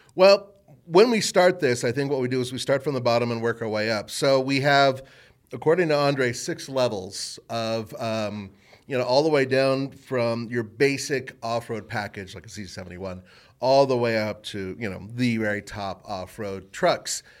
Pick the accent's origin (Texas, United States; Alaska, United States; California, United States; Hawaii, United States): California, United States; Southern; now in Colorado, United States; growing up in Southern California